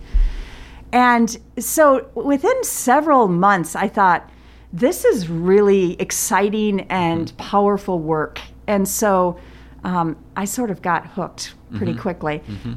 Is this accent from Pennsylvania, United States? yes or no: no; South Dakota, United States; moved away as an adult; also born or lived in Germany; now in Davenport, United States; I came back to South Dakota and sort of went home to my parents